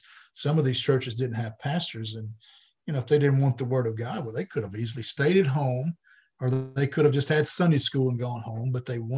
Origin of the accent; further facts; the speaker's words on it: Batesville, Mississippi, United States; I grew up in Batesville, which is about an hour south of Memphis on 55